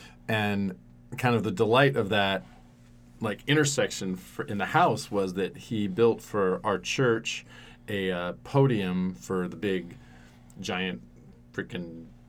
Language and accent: English; Oregon, United States; And growing up in Central Oregon as an emotional person is hard.